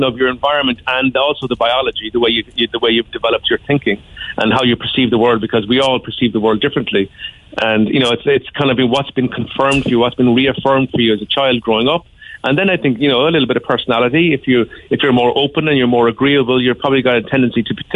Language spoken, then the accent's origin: English; Ireland; as Irish people